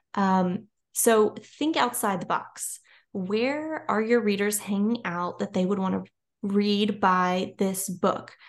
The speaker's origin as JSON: {"language": "English", "region": "Louisiana", "country": "United States", "said": "I'm from Louisiana."}